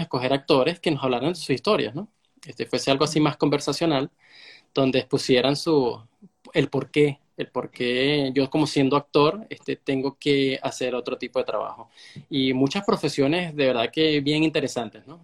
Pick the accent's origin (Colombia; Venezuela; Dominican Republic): Venezuela; soy de Venezuela